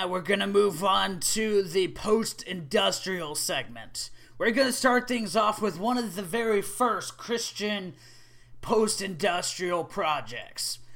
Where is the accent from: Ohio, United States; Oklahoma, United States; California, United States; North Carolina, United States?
Oklahoma, United States; Oklahoma, my home state